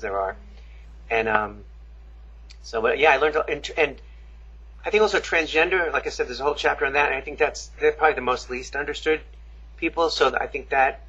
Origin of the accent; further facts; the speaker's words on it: Long Island, New York, United States; I grew up in Long Island, New York